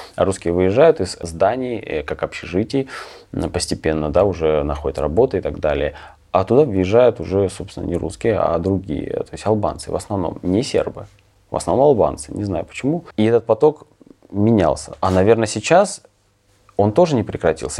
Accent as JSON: {"language": "Russian", "town": "Kremenchuk", "region": "Poltava Oblast", "country": "Ukraine", "tie": "born or raised there", "also_born_or_lived": "Germany", "moved": "as an adult", "lives_now": "Zurich, Switzerland", "said": "я и родился в Кременчуге"}